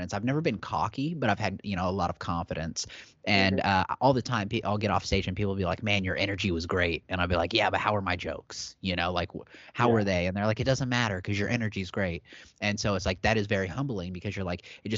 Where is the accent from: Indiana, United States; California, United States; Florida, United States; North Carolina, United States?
Indiana, United States; Wabash; moved away; this is my hometown, you know, like my dad is buried on the street that I'm about to headline on